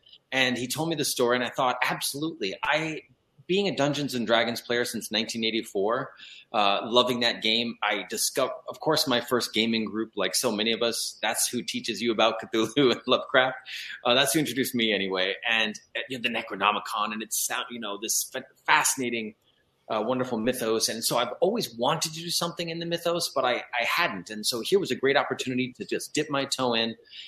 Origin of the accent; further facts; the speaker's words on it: Los Angeles, California, United States; also born or lived in New York; I was born in New York, but raised in Hollywood, California.